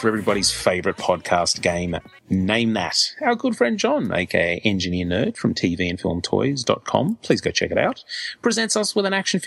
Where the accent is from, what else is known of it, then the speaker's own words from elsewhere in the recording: Australia; as an Australian